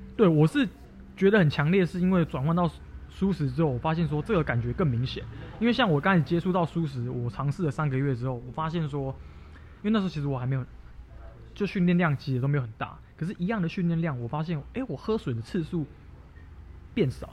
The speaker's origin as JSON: {"language": "Chinese", "country": "Taiwan", "said": "我是台湾人嘛"}